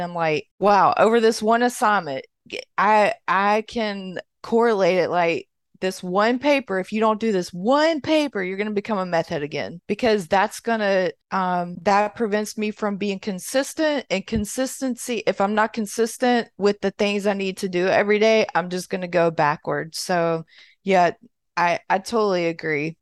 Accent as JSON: {"language": "English", "region": "Mississippi", "country": "United States", "moved": "as an adult", "lives_now": "Florida, United States", "said": "I'm from Mississippi, but I live in Florida."}